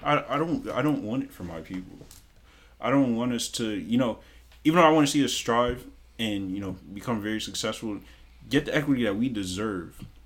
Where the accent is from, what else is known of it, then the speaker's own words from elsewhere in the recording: Mount Vernon, New York, United States; moved away; growing up in New York